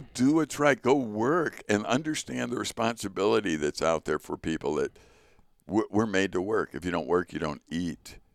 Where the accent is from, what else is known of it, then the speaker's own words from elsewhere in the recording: Chicago, Illinois, United States; I was born in Chicago to Richard